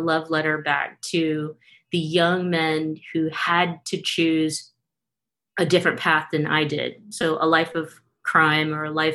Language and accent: English; Stockton, California, United States; I grew up in Stockton, California, so not far from Newman.